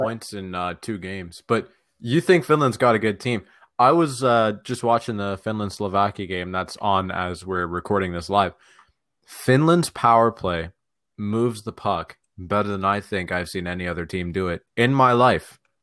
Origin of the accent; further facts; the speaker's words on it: Toronto, Ontario, Canada; we're all from Toronto.